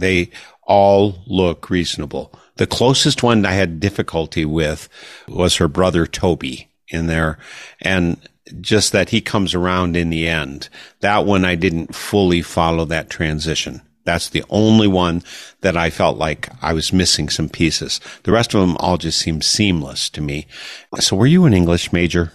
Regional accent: Wisconsin, United States; having grown up in Wisconsin

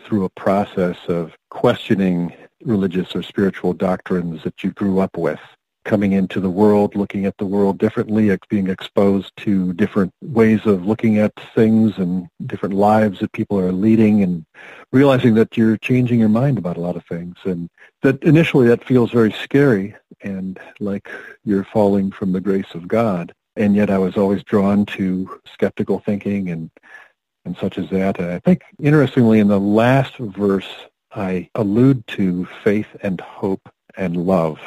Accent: Rockford, Illinois, United States; moved away as an adult; now in Plymouth, United States; I was born in Illinois, northern Illinois, Rockford. Not a town of note to much extent, but a lovely place to grow up

